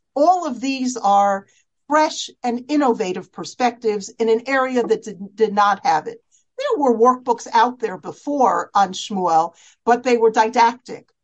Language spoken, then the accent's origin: English; United States; as American girls